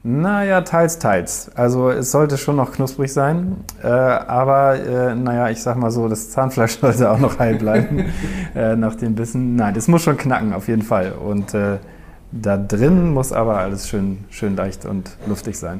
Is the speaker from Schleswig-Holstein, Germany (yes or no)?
yes; Eutin, Schleswig-Holstein, Germany; wir sind beide hier aufgewachsen in Neutin